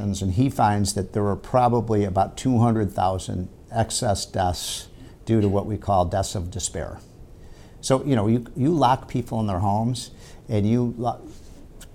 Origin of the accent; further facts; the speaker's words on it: Chicago, Illinois, United States; my home state, Illinois. I'm from Chicago.